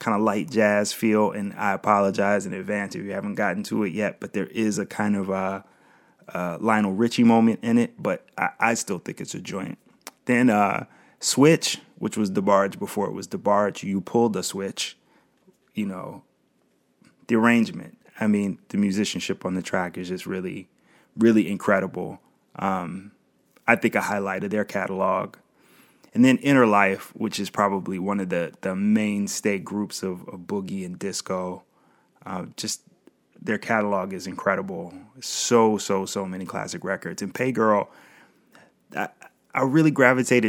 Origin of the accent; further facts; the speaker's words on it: Ohio, United States; also born or lived in Springfield, Ohio; I'm from Ohio, spent a lot of time in Springfield, which is really close to Dayton, have family in Dayton